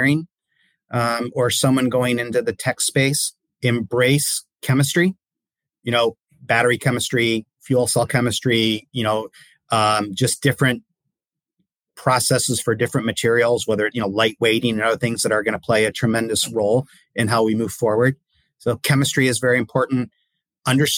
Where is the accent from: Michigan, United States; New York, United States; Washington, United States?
Michigan, United States; Detroit; I grew up in the Detroit area